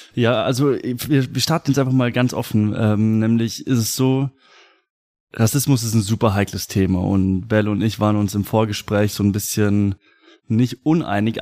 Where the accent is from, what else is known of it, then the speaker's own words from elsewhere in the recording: Germany; ich bin Deutscher